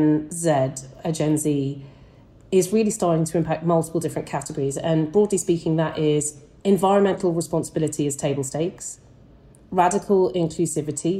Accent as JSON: {"language": "English", "country": "United Kingdom", "said": "I'm British"}